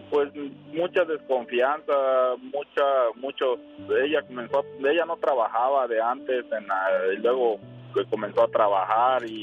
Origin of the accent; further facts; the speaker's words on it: Tabasco, Mexico; now in United States; De Tabasco.